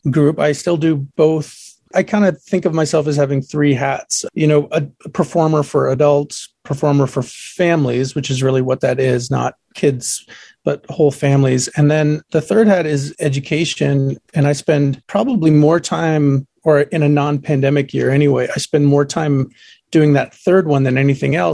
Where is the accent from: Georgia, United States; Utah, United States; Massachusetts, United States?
Massachusetts, United States; Boston; here in the Boston area where I grew up outside of New York